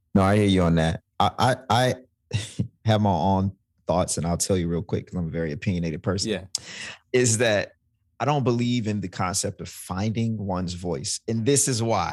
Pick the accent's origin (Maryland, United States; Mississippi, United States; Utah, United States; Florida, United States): Mississippi, United States; moved away; also born or lived in New Orleans, Louisiana; I'm from Mississippi